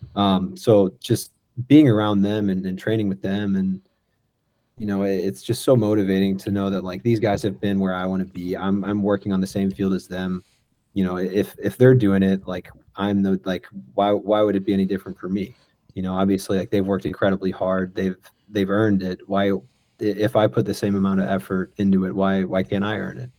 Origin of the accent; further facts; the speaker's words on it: St. Louis, Missouri, United States; moved away as an adult; also born or lived in Salt Lake City / Miami / Tampa / Chicago; I grew up down down in Oakville, um, off of Telegraph